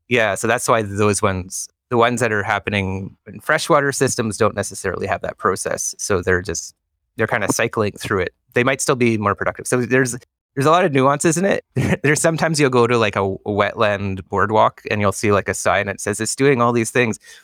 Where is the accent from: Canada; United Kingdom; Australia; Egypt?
Canada; Ontario; now in British Columbia, Canada; I'm from Ontario.